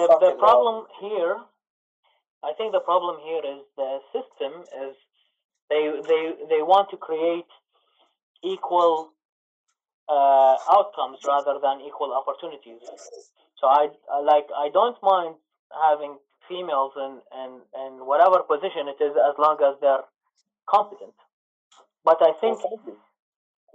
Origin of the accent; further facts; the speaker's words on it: Iraq; now in Canada; I'm from Iraq.